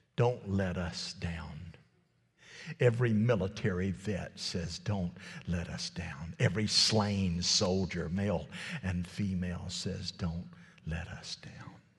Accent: United States; I am an American citizen

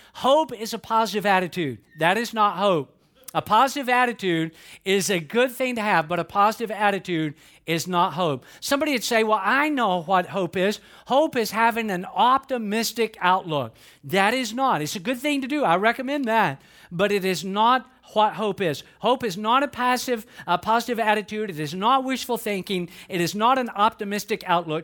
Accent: North Georgia, United States; I'm from North Georgia

